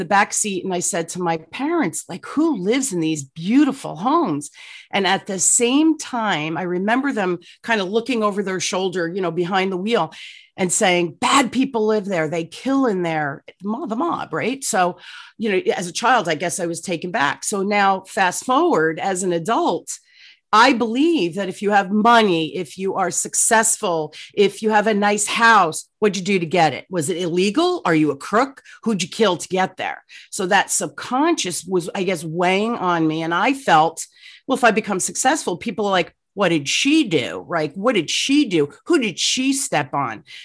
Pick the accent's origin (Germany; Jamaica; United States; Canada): United States; Newark, New Jersey; I grew up in Newark, New Jersey, um, during the riot